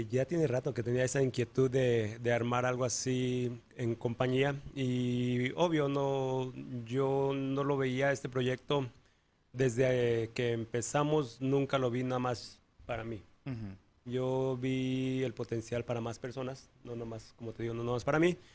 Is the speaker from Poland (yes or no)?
no; Mexico City, Mexico; Yo soy de la Ciudad de México.